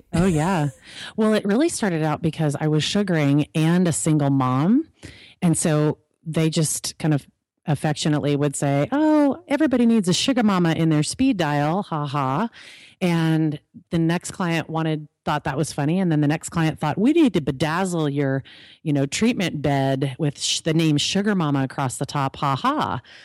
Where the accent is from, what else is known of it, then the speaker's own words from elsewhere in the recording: California, United States; I'm actually from California